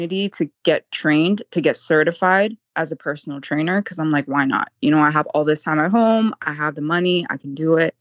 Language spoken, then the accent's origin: English; Vancouver, British Columbia, Canada; I'm from Canada